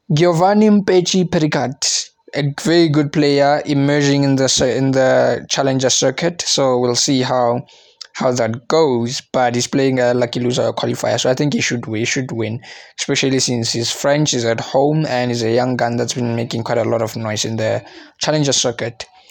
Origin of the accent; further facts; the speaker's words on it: South Africa; I'm South African